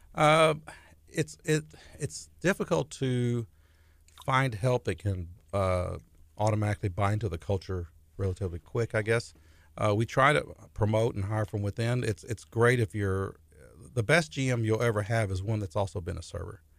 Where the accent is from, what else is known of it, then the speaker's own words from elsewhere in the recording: La Porte, Texas, United States; I grew up in LaPorte